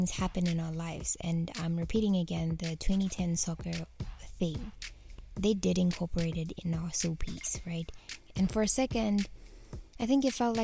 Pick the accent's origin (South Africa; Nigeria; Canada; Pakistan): South Africa